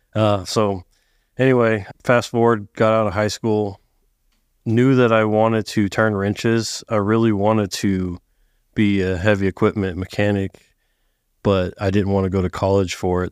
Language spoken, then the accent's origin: English; Sacramento, California, United States; moved away as an adult; now in Texas, United States; I grew up in Northern California. Outskirts of Sacramento area.